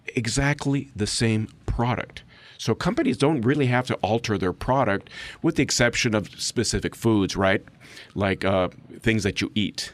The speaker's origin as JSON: {"language": "English", "country": "Mexico", "tie": "born or raised there", "first_language": "English", "moved": "as an adult", "said": "I'm actually third generation, born and raised in Mexico"}